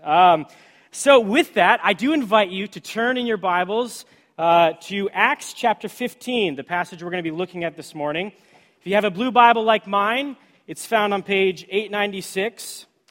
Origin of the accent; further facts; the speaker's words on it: Washington, United States; I grew up on the West Coast in the state of Washington